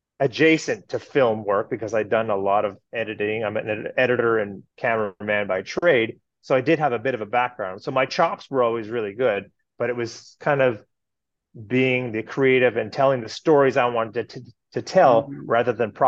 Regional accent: Kirkland Lake, Ontario, Canada; I was born and raised in Canada. I was born in Northern Ontario, Kirkland Lake, for anybody out there who knows about Northern Ontario.

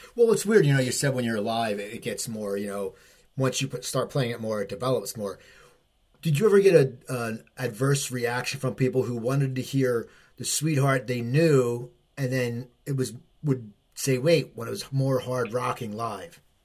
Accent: New Jersey, United States; also born or lived in Los Angeles; We're both from New Jersey, and I lived in LA for years

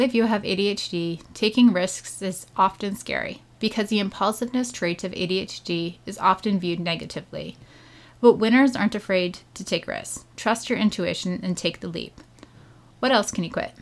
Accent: Canada; I'm Canadian.

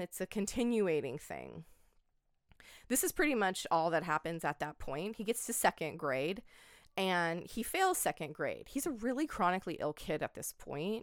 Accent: Oregon, United States; I grew up in Oregon.

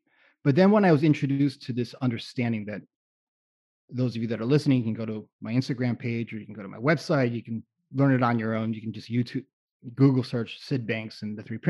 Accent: South Florida, United States; growing up in South Florida too, I spent time in my college years in South Florida.

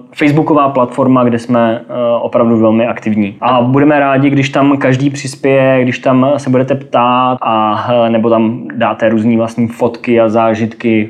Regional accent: Czechia; Jsem hrdý na to, odkud pocházím a rozhodně se nestydím za ty obyvatele České republiky

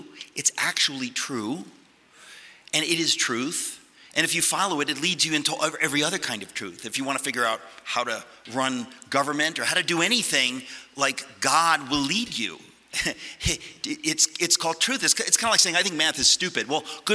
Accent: United States; also born or lived in Connecticut; I grew up in New York and Connecticut

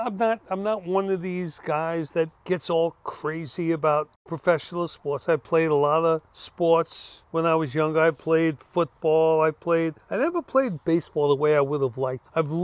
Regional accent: New York City, New York, United States; I grew up in Brooklyn.

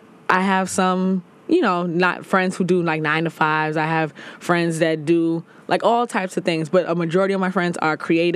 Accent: New York City, New York, United States; also born or lived in Brooklyn; I'm from the Bronx.

